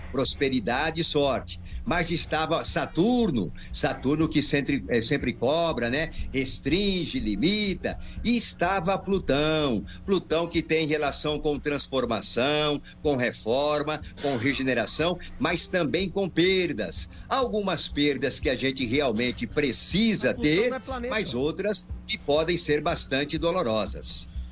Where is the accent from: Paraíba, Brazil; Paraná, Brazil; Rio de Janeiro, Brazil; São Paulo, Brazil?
São Paulo, Brazil; Bauru; Eu era locutor esportivo aqui em Bauru, na Rádio Oriverde, né? Que eu sou de Bauru